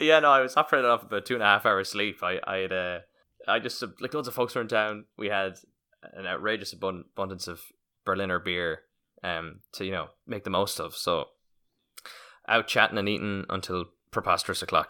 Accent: Roscommon, Connacht, Ireland; I'm from Roscommon

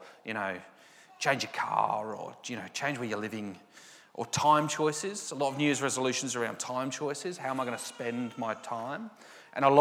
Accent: England, United Kingdom; I'm very English

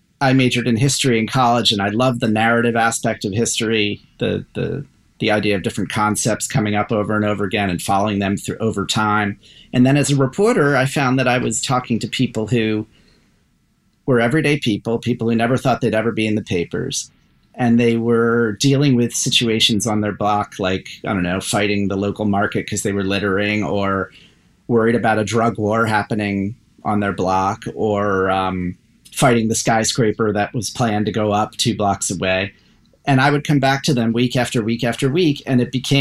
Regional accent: Columbia, Maryland, United States; also born or lived in Baltimore, Maryland; My whole family's from Baltimore. And I, as a kid, I moved out to the burbs. So I'm from Columbia, Maryland, between Baltimore and Washington.

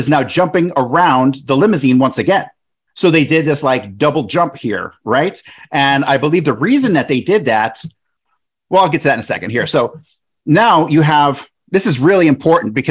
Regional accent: Sarasota, Florida, United States; I grew up in Sarasota

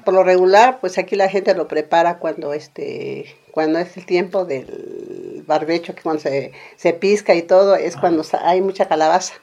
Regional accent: San Jerónimo Tecóatl, Oaxaca, Mexico; soy originaria de San Jerónimo Tecuatl

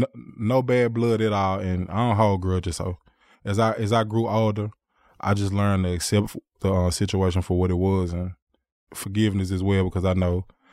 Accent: Memphis, Tennessee, United States; I was born in Memphis, Tennessee. Came from … Grew up mostly in North Memphis area, but we moved out to Fraser and Raleigh over a period of time. But my whole family grew up in North Memphis

